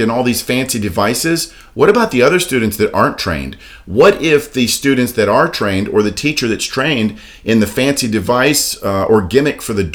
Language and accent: English; Daytona Beach, Florida, United States; I was born and raised in Daytona Beach my whole life